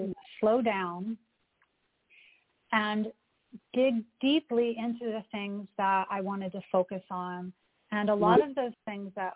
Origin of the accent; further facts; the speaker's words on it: the South, United States; now in New York City, United States; I grew up in the South, so I had that influence, that Southern influence.